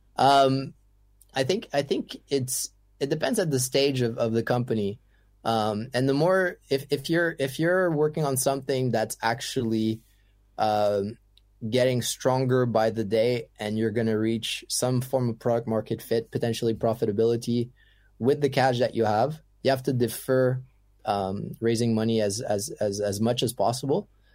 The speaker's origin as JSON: {"language": "English", "country": "Canada", "also_born_or_lived": "Ottawa", "second_language": "English", "said": "being French Canadian"}